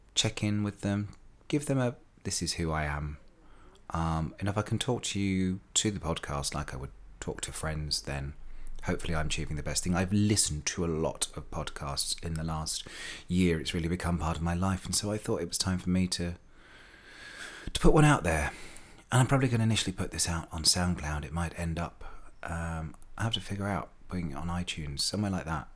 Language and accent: English; Slough, South East England, United Kingdom; I was born in Wexham Park Hospital in Slough in nineteen, wait for it, sixty-eight